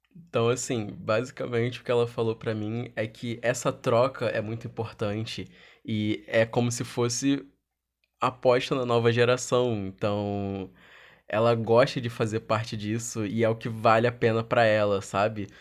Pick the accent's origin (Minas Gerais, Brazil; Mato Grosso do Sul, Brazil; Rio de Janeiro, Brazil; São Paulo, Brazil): Rio de Janeiro, Brazil; sou do Rio de Janeiro